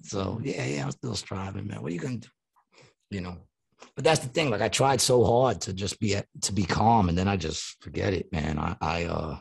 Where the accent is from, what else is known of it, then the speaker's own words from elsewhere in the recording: New York City, New York, United States; moved away; my hometown, Long Island City